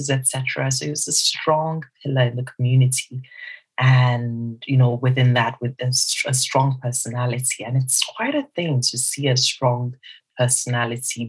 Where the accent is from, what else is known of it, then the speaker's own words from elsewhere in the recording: Southeast Nigeria, Nigeria; I am Nigerian, and I'm also Igbo within Nigeria, some southeast of Nigeria